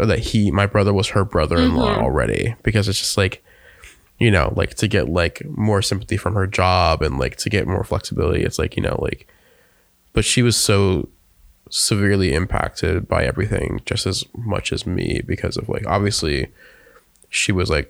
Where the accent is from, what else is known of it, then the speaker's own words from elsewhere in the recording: North Carolina, United States; moved away; my hometown in North Carolina